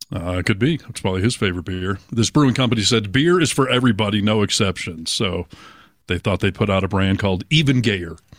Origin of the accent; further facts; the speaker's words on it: Chelsea, Michigan, United States; moved away as an adult; also born or lived in Ann Arbor, Michigan; now in Seattle, United States; Well, I'm actually from Chelsea, Michigan, which is just outside of Ann Arbor, and then I moved to Ann Arbor when I graduated, lived there until I moved to Seattle